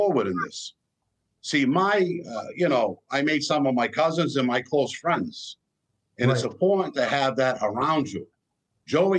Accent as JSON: {"language": "English", "town": "Boston", "region": "Massachusetts", "country": "United States", "tie": "born or raised there", "said": "my father was a gangster. I grew up with gangsters in Boston all my life."}